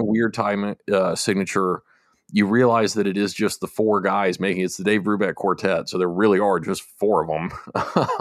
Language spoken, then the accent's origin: English; United States; I'm American